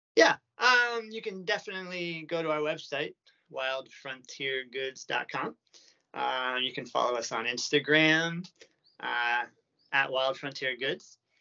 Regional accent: United States; moved away as an adult; now in Japan; I was born in America and I've been living in Japan for like eight years now

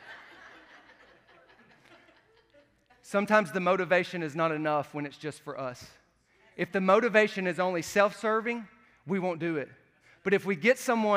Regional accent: the South, United States; I'm from the South

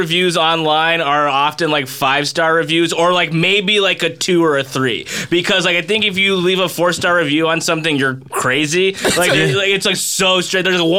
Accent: Stone Mountain, Georgia, United States; We're both from Stone Mountain, Georgia.

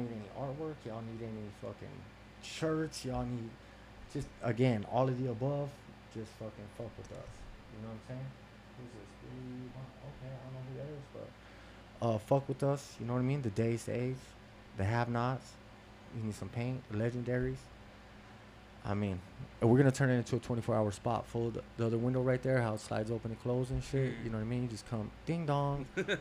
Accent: Las Vegas, Nevada, United States; I'm from Las Vegas

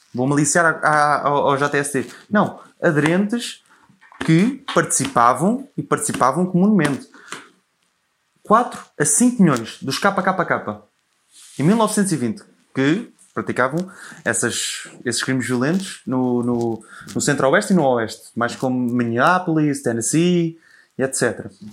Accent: Portugal; Eu sempre deduzi que eu fosse português

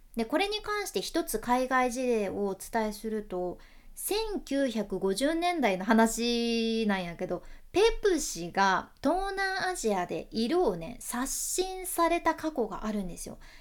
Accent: Fukuoka, Japan; accent: Hakata dialect

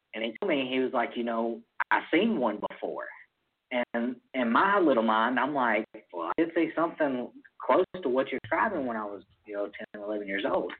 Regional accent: Mississippi, United States; I'm from Mississippi.

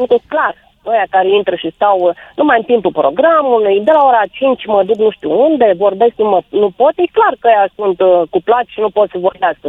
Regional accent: Bukovina, Romania; moved away; sunt bucovineancă

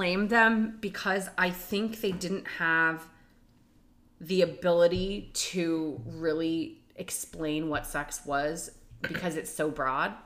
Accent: Texas, United States; I'm from Texas, so it was extremely gendered, extremely conservative.

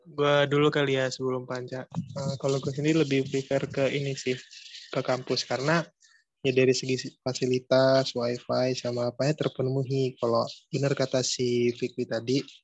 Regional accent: Jambi, Indonesia; aku asalnya dari Jambi

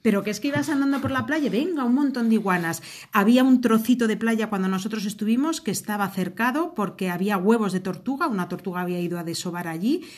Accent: Valladolid, Castile and León, Spain; somos de Valladolid, España

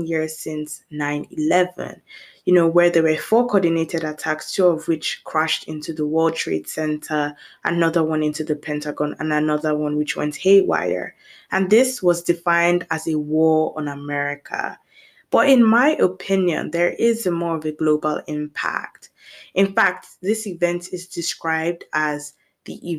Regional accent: Nigeria; now in United Kingdom; growing up in Nigeria

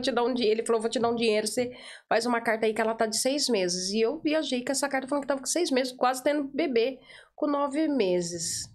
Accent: São Paulo, Brazil; first language Portuguese; moved away as an adult; now in Ireland; eu sou de São Paulo

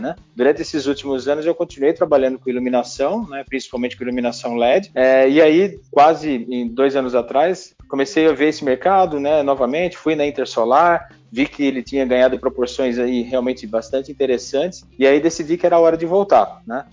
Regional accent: Jundiaí, São Paulo, Brazil; moved away as an adult; also born or lived in Campinas; Eu nasci em Jundiaí, é, onde eu, na, eu, estou morando novamente

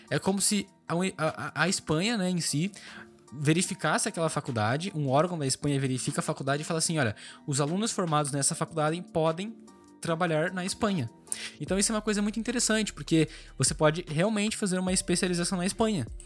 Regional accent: Brazil; Como a gente é brasileiro, a gente tá no bloco Mercosul, a gente consegue sim entrar na Argentina sem problema nenhum.

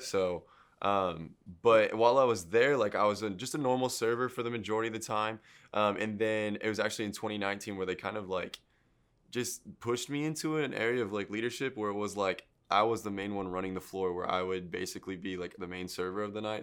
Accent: Midland, Michigan, United States; moved away as an adult; now in Houston, United States; I was born there and then raised there until I was, uh, I think I moved here when I was nineteen

